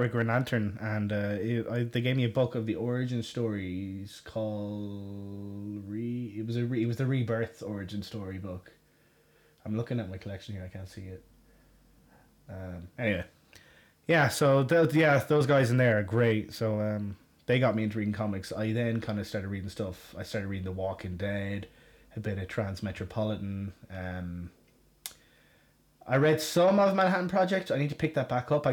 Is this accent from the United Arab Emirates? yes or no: no; Galway, Connacht, Ireland; moved away as an adult; now in Westmeath, Ireland; I grew up in Galway in Ireland.